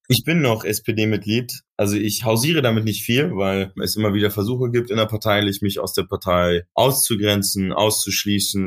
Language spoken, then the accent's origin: German; Berlin, Germany; Ich bin ja in Neukölln groß geworden